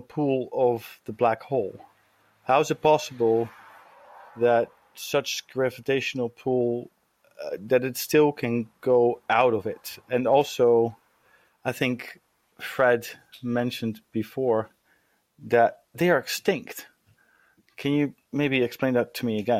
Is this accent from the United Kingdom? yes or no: no; Leiden, South Holland, Netherlands; I'm from the Netherlands, from Leiden